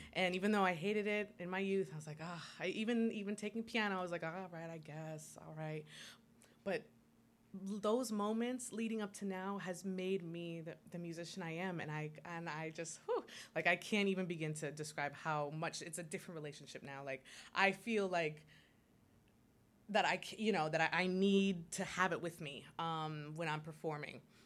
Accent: St. Croix, U.S. Virgin Islands; moved away; I was born and raised in St. Croix in the U.S. Virgin Islands

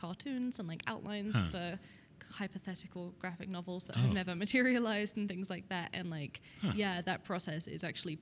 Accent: United Kingdom; moved away as an adult; now in Denver, United States

